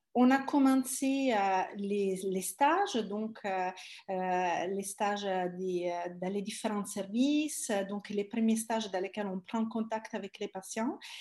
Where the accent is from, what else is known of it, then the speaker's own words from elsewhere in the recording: Italy; French is a second language; moved away as an adult; also born or lived in Palermo / Paris; now in France; je suis italienne